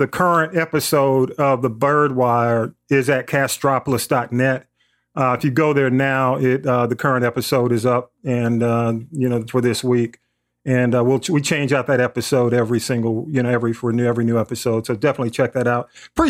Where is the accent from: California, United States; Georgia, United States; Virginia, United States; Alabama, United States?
Georgia, United States; Atlanta; growing up in Atlanta